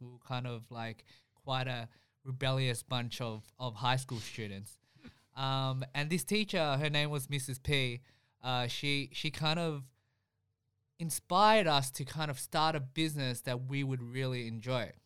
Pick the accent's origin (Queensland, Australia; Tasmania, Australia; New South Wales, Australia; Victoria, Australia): Victoria, Australia; Melbourne; we grew up in Spring Vale, so, you know, the food that we, we grew up eating was very, you know, Vietnamese